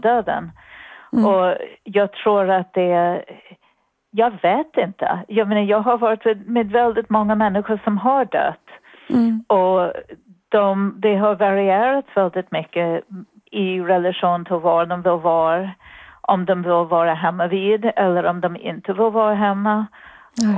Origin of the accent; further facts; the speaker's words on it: New York City, New York, United States; Swedish is a second language; moved away as an adult; now in Sweden; jag kommer ifrån Bronx, det hörs antagligen, men jag hoppas mm. att det också hörs att jag har bott i Sverige ganska länge